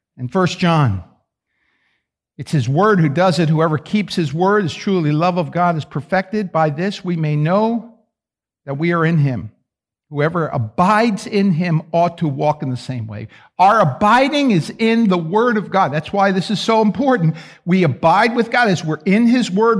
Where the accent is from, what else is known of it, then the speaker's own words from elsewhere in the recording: New York, United States; I'm from New York